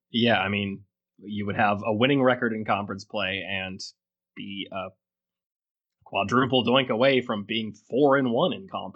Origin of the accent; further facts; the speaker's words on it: Birmingham, Alabama, United States; My hometown Blazers